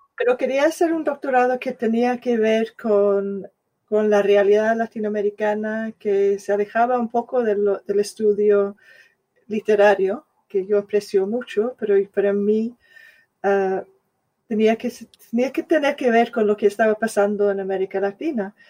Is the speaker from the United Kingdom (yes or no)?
yes; Scotland, United Kingdom; Spanish is a second language; now in London, United Kingdom; yo soy escocesa, de clase obrera